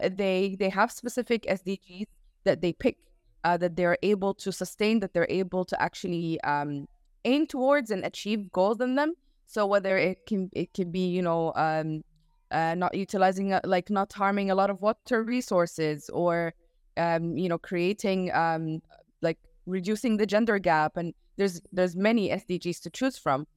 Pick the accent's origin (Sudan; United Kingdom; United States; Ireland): Sudan; I'm from Sudan right now